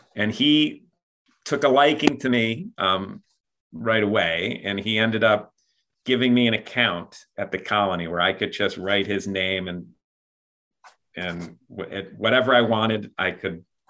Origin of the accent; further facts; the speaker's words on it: Buffalo, New York, United States; I'm from Buffalo, New York.